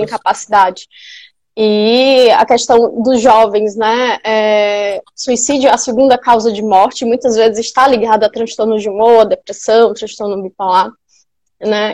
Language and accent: Portuguese; Piauí, Brazil; moved away as an adult; also born or lived in São Paulo; eu sou piauiense, onde eu voltei agora para morar em Teresina